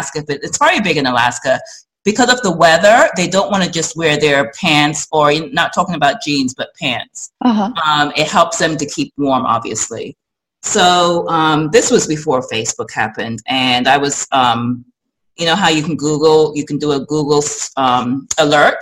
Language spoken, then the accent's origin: English; England, United Kingdom; also born or lived in New York; now in United States; I'm from England originally. I was born in England